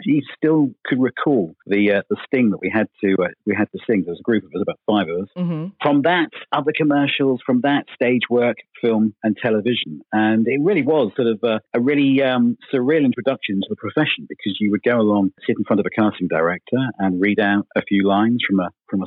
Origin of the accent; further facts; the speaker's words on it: Felixstowe, East of England, United Kingdom; also born or lived in Melton, Suffolk; I was born in Melton near Woodbridge, grew up until around 10 in Felixstowe on the coast